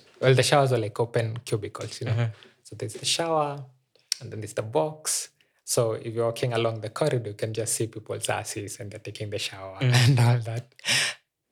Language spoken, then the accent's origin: English; Meru, Meru County, Kenya; moved away as an adult; now in Nairobi, Kenya; I like saying I'm a Nairobian, but I grew up in Meru